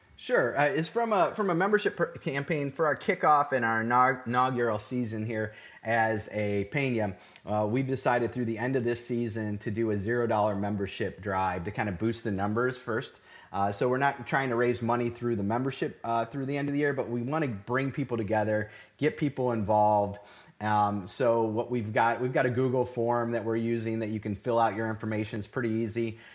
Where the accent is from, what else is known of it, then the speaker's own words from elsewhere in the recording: Cleveland, Ohio, United States; moved away as an adult; now in Houston, United States; originally born and raised in Cleveland, Ohio.